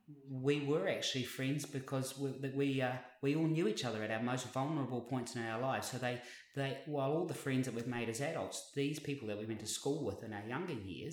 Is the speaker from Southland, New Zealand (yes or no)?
yes; Invercargill, Southland, New Zealand; now in Brisbane, Australia; I came from Invercargill, which is a population of 50,000 people.